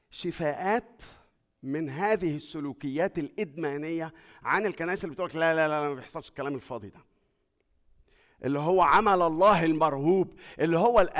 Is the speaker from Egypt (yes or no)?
yes; Egypt; moved away; اول ما جينا من مصر بعد ما جينا يعني بشويه صغيرين كده مراتي راحت تذاكر